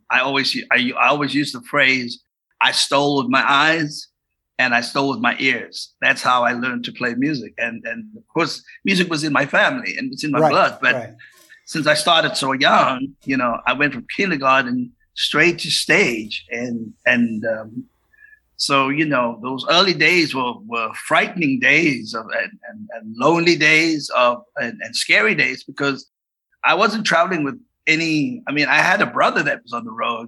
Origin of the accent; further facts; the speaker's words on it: South Africa; also born or lived in Cape Town; I was born in Cape Town, but I was raised in South Africa